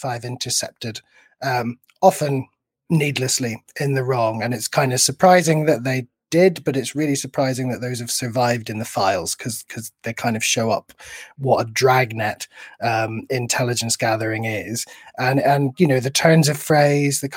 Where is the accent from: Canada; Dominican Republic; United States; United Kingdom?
United Kingdom; Northern Ireland; grew up in Northern Ireland